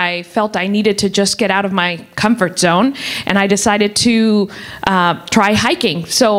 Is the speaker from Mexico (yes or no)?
yes; Mexico City, Mexico; moved away; I grew up in Mexico City and did classical ballet